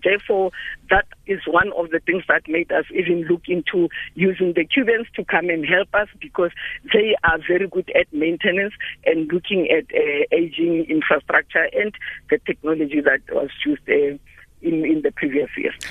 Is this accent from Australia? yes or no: no; Limpopo, South Africa; I'm from Limpopo. There are rivers that we knew where we used to swim